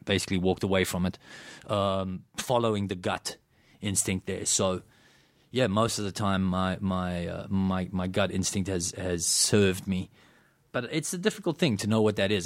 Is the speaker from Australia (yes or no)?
no; South Africa; I grew up in South Africa